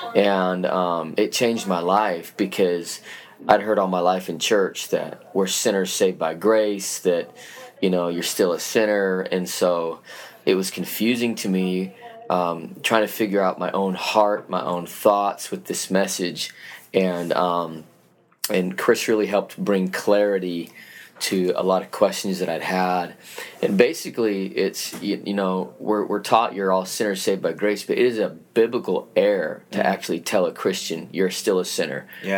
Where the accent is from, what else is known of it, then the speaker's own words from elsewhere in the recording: Salt Lake City, Utah, United States; moved away; I was born and raised in Salt Lake City, Utah.